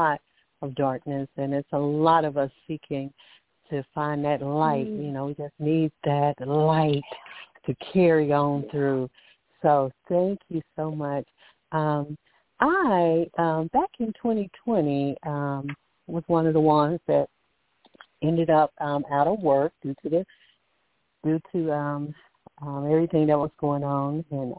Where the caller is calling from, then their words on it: Alabama, United States; I'm calling from Alabama